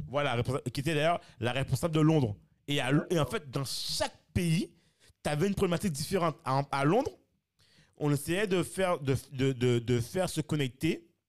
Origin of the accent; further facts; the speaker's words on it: France; moved away as an adult; on a grandi en France